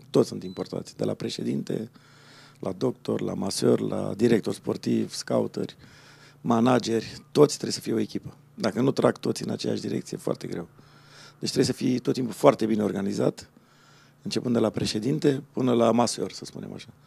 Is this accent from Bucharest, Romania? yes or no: yes; Bucharest, Romania; born there; București, da.